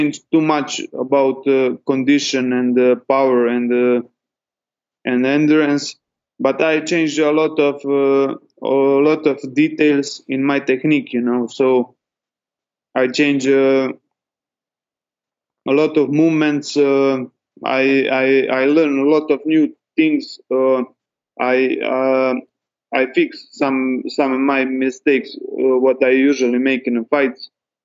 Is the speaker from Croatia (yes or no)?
yes; Dubrovnik, Dubrovnik-Neretva County, Croatia; I will fight for that belt in my country, in Croatia. I'm usually from Dubrovnik.